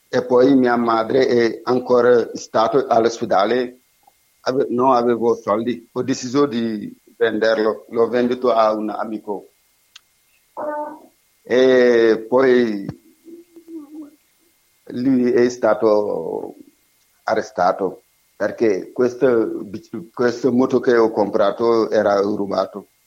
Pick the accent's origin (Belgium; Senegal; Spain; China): Senegal; Italian is a second language; moved away as an adult; io mi, sono senegalese e lavoravo in Senegal come elettricista